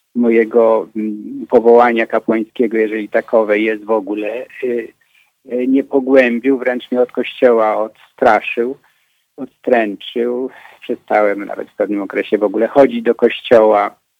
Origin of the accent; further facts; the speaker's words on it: Poland; u nas w Pegerze